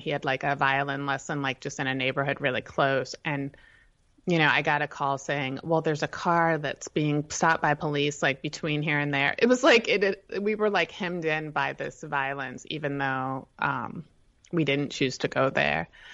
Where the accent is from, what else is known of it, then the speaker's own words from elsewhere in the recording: Northern Virginia, United States; also born or lived in Shenandoah Valley, Virginia / Arlington, Virginia / Charlottesville, Virginia; So I was born in Virginia. I grew up in Northern Virginia